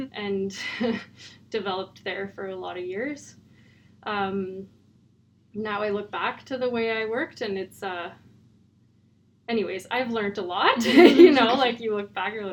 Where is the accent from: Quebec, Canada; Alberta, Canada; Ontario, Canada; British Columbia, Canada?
Alberta, Canada; Calgary; now in Dawson City, Canada; I grew up in Calgary